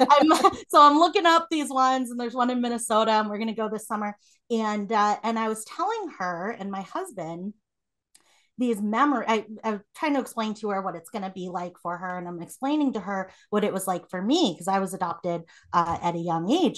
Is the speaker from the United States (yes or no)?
no; South Korea; moved away; I was born in Korea